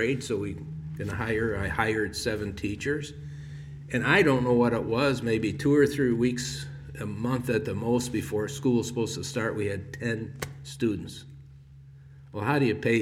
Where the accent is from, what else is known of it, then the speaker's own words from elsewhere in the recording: Chicago, Illinois, United States; moved away; I was from Chicago